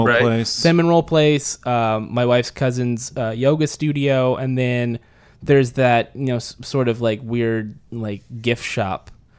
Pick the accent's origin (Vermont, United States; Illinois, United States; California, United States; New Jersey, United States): California, United States; Merced; now in Los Angeles, United States; I'm from Central California.